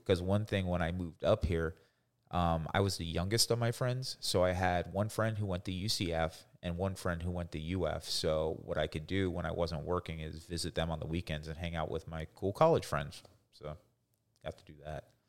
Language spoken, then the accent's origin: English; Coral Springs, Florida, United States; also born or lived in Boynton Beach, Florida / Greenville, South Carolina / Leesburg, Florida; we moved, uh, down to, uh, Coral Springs, which is like the suburb of Fort Lauderdale. I grew up there.